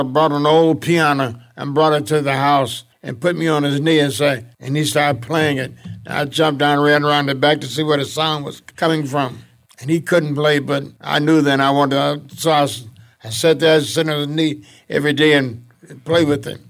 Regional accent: Detroit, Michigan, United States; also born or lived in Mississippi / St. Louis; came on a train from Mississippi to Detroit. I stopped in Saint Louis for a couple of years. Then I came in from Saint Louis to Detroit.

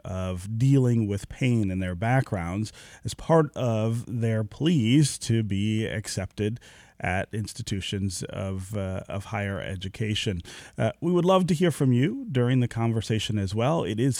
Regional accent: Detroit, Michigan, United States; born there; I was born near Grand River in Livernois, so okay. just around the corner from there.

